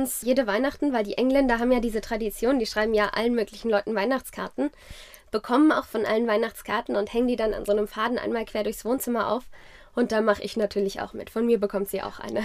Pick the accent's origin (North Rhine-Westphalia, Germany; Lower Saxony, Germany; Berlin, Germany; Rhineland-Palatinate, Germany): Rhineland-Palatinate, Germany; Zornheim; also born or lived in France / South Africa / Geisenheim; Genau, ich bin in Rheinhessen groß geworden. Ich bin in Zornheim aufgewachsen.